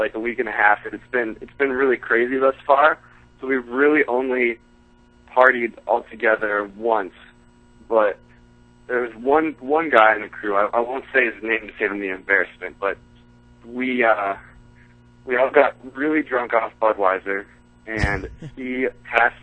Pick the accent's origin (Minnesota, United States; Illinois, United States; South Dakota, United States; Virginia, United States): Minnesota, United States; Minneapolis; my hometown, Minneapolis